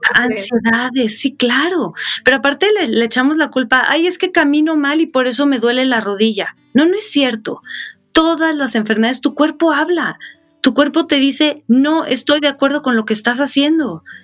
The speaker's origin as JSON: {"language": "Spanish", "region": "Sonora", "country": "Mexico", "also_born_or_lived": "Mexico City", "moved": "yes", "said": "yo soy de Sonora"}